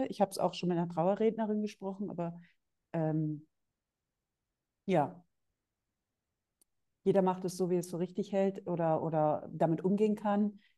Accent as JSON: {"language": "German", "region": "Northern Germany", "country": "Germany", "said": "Nee, ich komme eigentlich aus, aus Norddeutschland."}